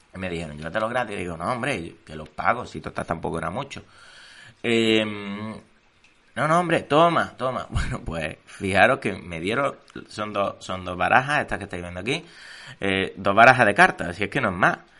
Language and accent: Spanish; Córdoba, Andalusia, Spain; yo que soy de Córdoba